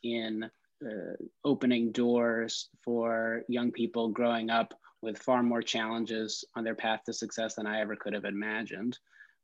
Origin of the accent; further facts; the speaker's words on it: Westchester County, New York, United States; moved away as an adult; now in Detroit, United States; I grew up in Westchester County, the well-off suburbs of New York City